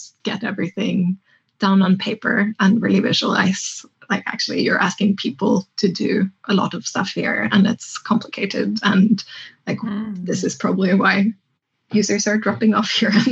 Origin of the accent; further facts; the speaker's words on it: Tromsø, Troms, Norway; it's my hometown. It's where I grew up. It's in the north of Norway